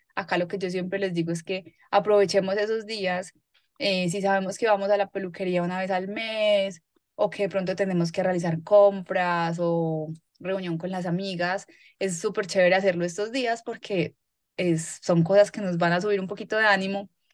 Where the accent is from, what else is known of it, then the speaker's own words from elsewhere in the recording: Medellín, Antioquia, Colombia; Yo soy paisa, nací en Medellín, trabajo acá también en, en Medellín.